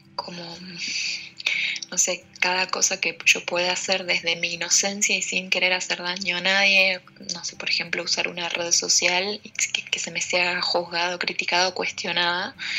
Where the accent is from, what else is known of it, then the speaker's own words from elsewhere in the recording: Argentina; soy de Argentina